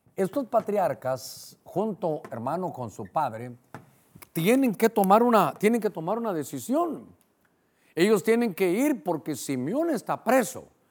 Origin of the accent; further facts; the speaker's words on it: Honduras; para nosotros como hondureños